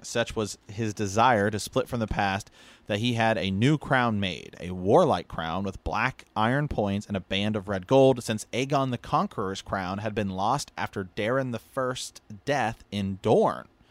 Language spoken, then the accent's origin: English; Ohio, United States; moved away; also born or lived in Portland; I'm from Ohio